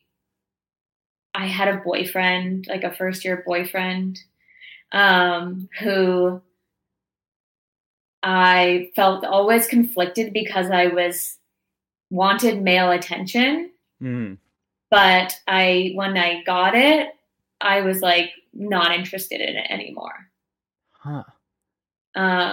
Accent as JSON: {"language": "English", "town": "Toronto", "region": "Ontario", "country": "Canada", "tie": "born or raised there", "moved": "as an adult", "said": "I grew up in Toronto, so I left my hometown and friends and family and was in this new place"}